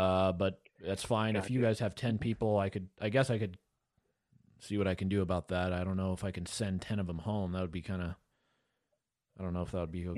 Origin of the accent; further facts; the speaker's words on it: the South, United States; We're from the South, so that's why we were wondering if it's for specifically cows or pigs or what, because we only have cows.